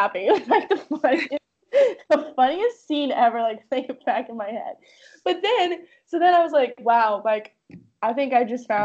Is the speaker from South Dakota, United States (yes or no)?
no; Oregon, United States; moved away; I can't believe you researched my hometown.